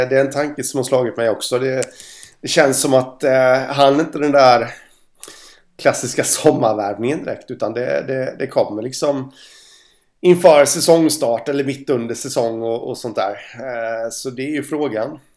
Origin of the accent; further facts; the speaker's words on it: Stockholm, Stockholm County, Sweden; så kom någon lastbilschaufför där och ja, jag är från Stockholm.